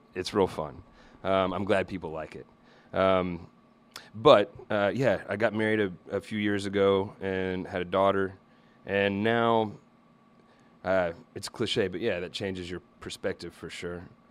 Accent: Little Rock, Arkansas, United States; I grew up in Little Rock, Arkansas

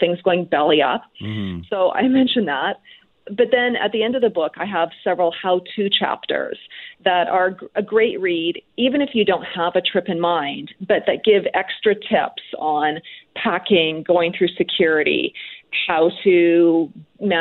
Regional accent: Calgary, Alberta, Canada; I'm from Calgary

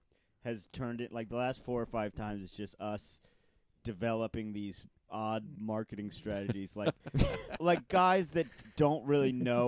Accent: Cleveland, Ohio, United States; my hometown, Cleveland

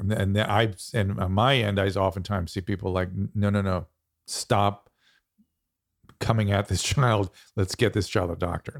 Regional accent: United States; I'm American

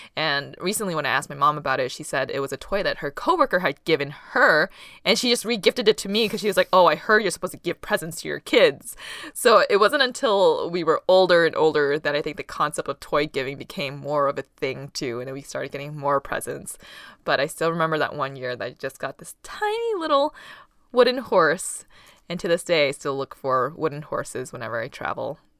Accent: Boston, Massachusetts, United States; first language Taishanese; English is a second language; growing up, we lived in an apartment that shared a wall with other apartments. And on either side of us, we had B U, Boston University students living there.

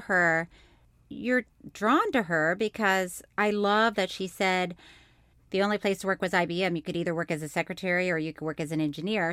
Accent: Orlando, Florida, United States; moved away; I'm from Florida, and I lived in Orlando for a long time, and when people would ask me where I, I was from, I'd say here

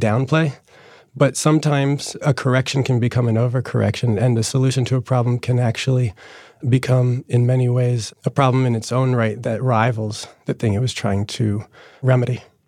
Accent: New Jersey, United States; born or raised there

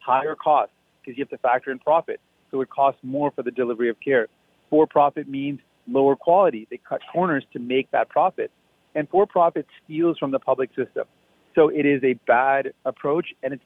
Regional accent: Windsor, Ontario, Canada; when I was growing up in Windsor

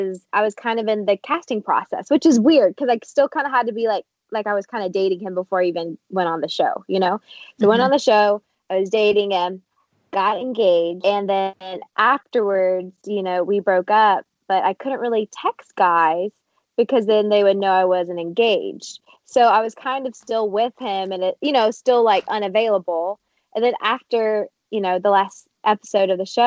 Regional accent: Tennessee, United States; moved away as an adult; also born or lived in the South; now in Los Angeles, United States; this is nothing like my small town in Tennessee

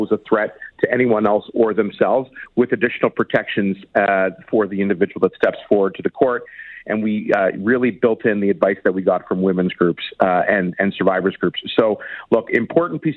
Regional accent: Toronto, Ontario, Canada; the Danforth shooting in my hometown

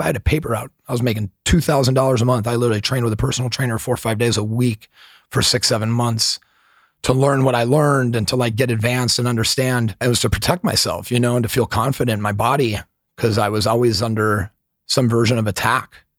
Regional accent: Milwaukee, Wisconsin, United States; I grew up in Milwaukee, Wisconsin

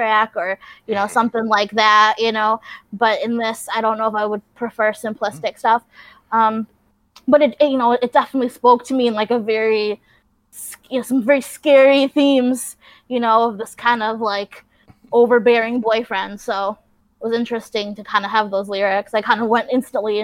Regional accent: upstate New York, United States; I am from upstate New York

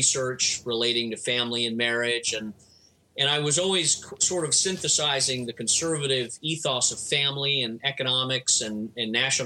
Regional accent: California, United States; moved away as an adult; also born or lived in Washington, D.C.; I was raised in California

